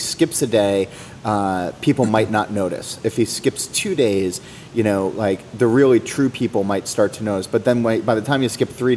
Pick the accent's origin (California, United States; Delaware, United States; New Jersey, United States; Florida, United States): New Jersey, United States; I grew up in Jersey